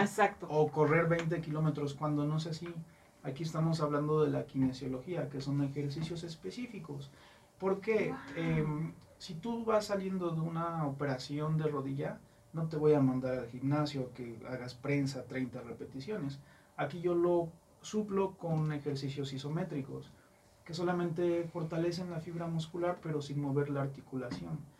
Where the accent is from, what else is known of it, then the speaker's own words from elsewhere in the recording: Mexico; como buen mexicano